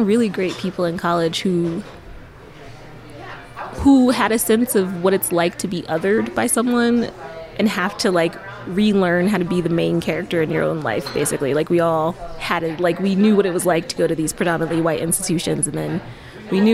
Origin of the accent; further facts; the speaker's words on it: United States; I grew up in America